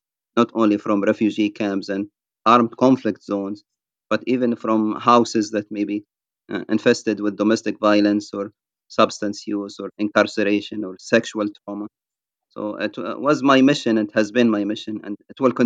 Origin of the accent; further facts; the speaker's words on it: Libya; moved away as an adult; also born or lived in United Kingdom; now in United States; I ended up leaving my home country, Libya, in the year 1999, and living as an asylum seeker in the United Kingdom before coming to the United States in 2002.